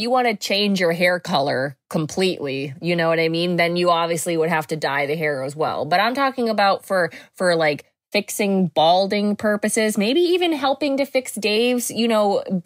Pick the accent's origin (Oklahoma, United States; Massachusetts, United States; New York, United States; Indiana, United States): Massachusetts, United States